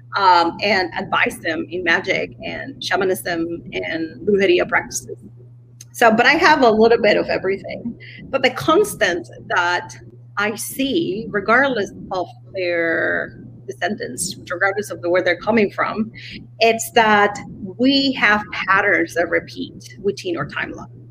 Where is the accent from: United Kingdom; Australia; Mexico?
Mexico; I come from Mexico